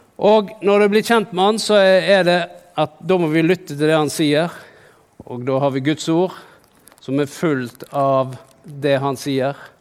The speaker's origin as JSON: {"language": "Norwegian", "country": "Norway", "said": "jeg er jo fra Norge"}